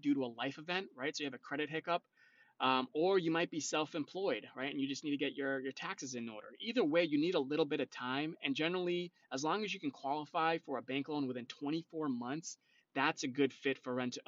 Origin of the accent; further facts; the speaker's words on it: North Shore, Massachusetts, United States; I am originally from the North Shore, so I do help people out on the North Shore as well